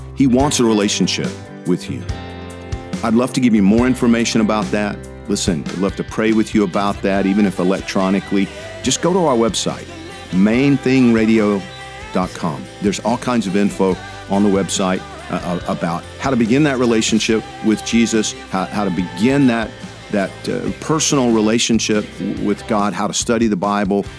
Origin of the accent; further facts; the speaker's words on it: Georgia, United States; When I was a kid growing up in Georgia, it was you know, fishing and hunting.